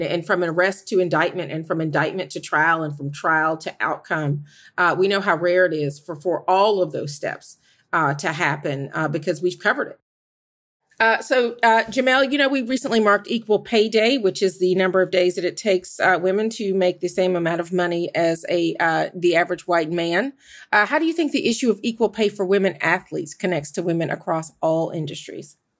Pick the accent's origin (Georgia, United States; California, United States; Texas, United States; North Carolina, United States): Georgia, United States; moved away; my home state of Georgia